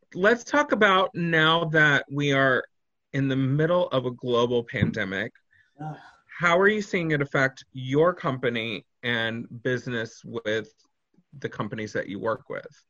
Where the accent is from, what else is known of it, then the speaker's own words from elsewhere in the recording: Texas, United States; I'm from Texas